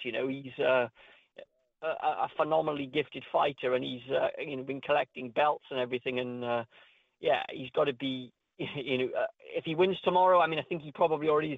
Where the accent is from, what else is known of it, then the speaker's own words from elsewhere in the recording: Wales, United Kingdom; my home country, Wales